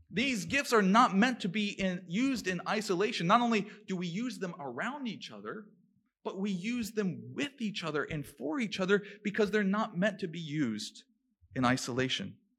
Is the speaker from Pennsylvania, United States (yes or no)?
no; Maryland, United States; moved away; where I come from, growing up in Maryland, we call them a white elephant gift exchange